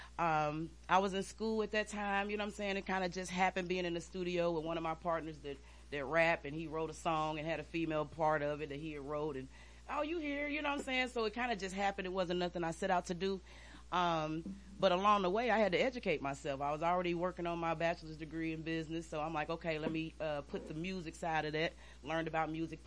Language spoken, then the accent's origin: English; Midwest, United States; I'm from the Midwest